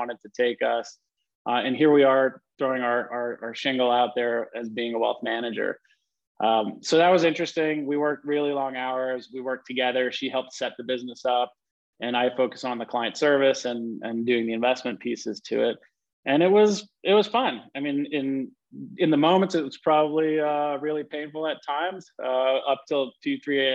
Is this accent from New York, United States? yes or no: yes; New York City, New York, United States; growing up in Queens, New York